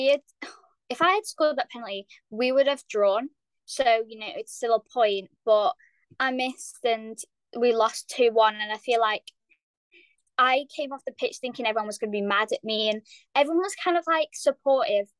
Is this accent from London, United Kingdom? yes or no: no; Lancaster, North West England, United Kingdom; I'm 14 and I'm from Lancaster